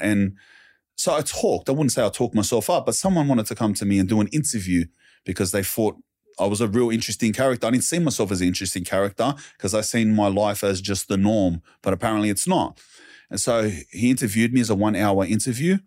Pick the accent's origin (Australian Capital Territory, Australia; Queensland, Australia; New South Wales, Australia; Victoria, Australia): New South Wales, Australia; Sydney; I lived around the Glebe area, Wurlumullu, Wordaloo, Redfern